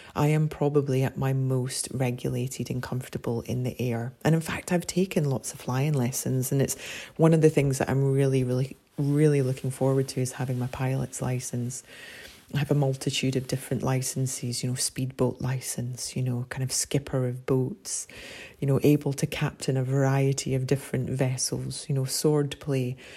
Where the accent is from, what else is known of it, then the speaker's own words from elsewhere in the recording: Scotland, United Kingdom; as a Scot and a Celt